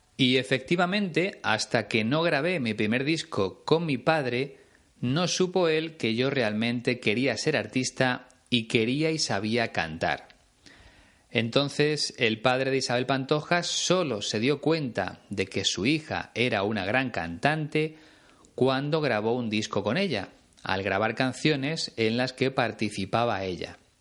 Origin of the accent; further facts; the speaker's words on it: Spain; Aquí en España